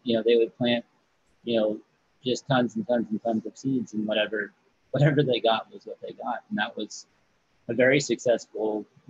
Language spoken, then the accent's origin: English; Siskiyou County and Humboldt County, California, United States; I grew up in Siskiyou County and in Humboldt County in California.